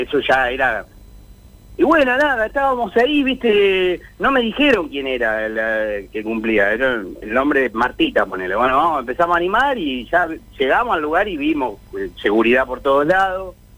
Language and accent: Spanish; Gregorio de Laferrere, Buenos Aires Province, Argentina; also born or lived in San Justo; soy de acá, de La Matanza, vivo en San Justo, soy de La Ferrere